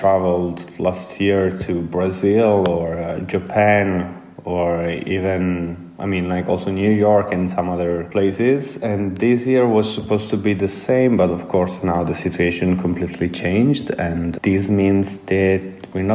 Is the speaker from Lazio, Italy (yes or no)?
no; Apulia, Italy; moved away as an adult; now in Milan, Italy; I'm originally from Puglia, so in the south of Italy